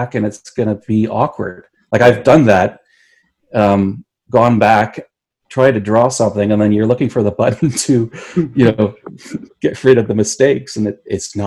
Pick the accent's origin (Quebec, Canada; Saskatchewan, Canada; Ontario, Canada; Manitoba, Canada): Ontario, Canada; Hamilton; I grew up in Dundas, which is a nice little